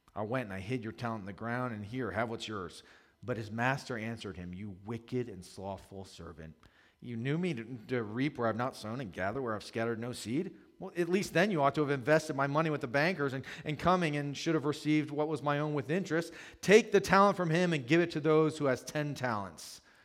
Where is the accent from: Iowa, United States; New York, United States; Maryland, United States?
Maryland, United States; Howard County; I grew up in Howard County, just north of here